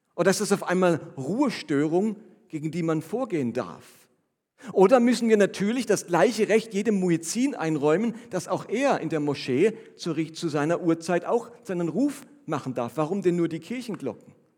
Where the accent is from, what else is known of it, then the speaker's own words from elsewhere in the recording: Germany; als Deutscher